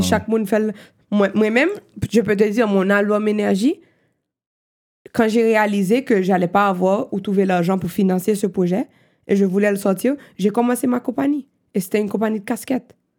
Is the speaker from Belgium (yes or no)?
no; Haiti; first language Haitian Creole, French, English; French is a second language; moved away as an adult; also born or lived in Miami, United States / New York, United States; now in Montreal, Canada; j'ai grandi en Haïti comme mes parents, so je suis haïtienne.